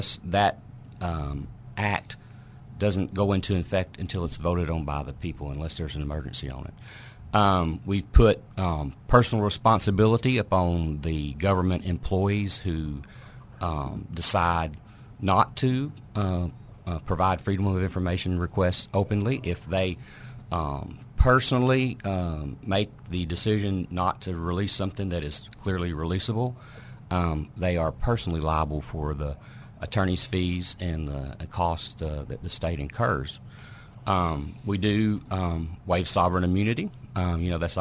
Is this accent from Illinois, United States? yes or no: no; Newport, Arkansas, United States; I grew up in Newport